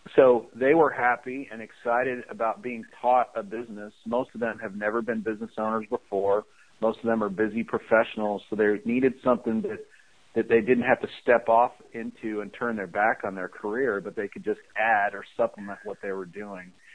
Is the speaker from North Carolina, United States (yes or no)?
no; Chicago, Illinois, United States; I shoveled snow growing up in the Chicago area